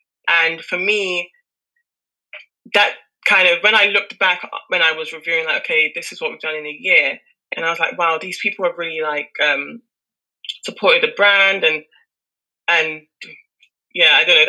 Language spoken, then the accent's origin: English; Nigeria; And that admiration of a Nigerian woman is what I identify with, even as myself as a Nigerian woman.